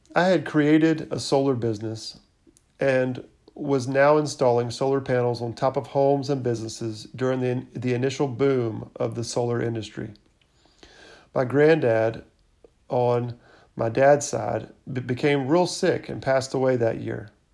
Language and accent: English; Irmo, South Carolina, United States; I grew up in the Irmo area, was a middle child